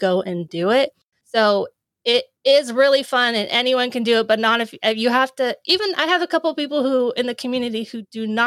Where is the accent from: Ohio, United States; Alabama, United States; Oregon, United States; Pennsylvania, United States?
Oregon, United States; moved away as an adult; I go home. I'm from Oregon. So I go home a lot